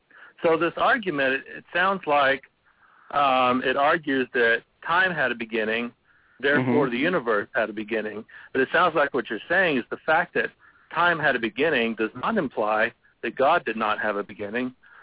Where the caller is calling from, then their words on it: Abilene, Texas, United States; I'm calling from Abilene, Texas.